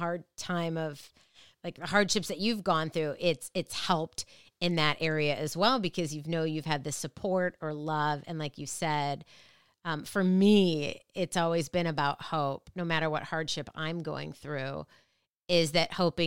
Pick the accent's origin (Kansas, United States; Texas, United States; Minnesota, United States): Minnesota, United States; I grew up in Minnesota